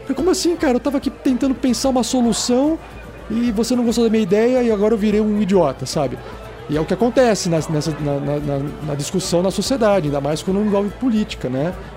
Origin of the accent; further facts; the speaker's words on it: São Paulo, Brazil; now in Curitiba, Brazil; Eu mesmo não sou de Curitiba, sou de São Paulo